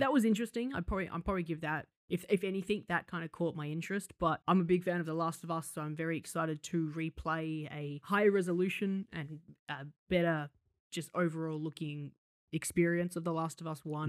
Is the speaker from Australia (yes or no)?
yes; Australia